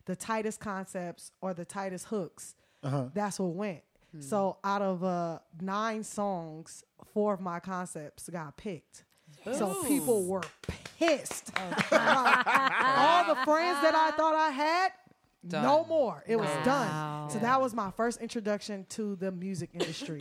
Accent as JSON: {"language": "English", "town": "Oakland", "region": "California", "country": "United States", "tie": "born or raised there", "said": "growing up in Oakland"}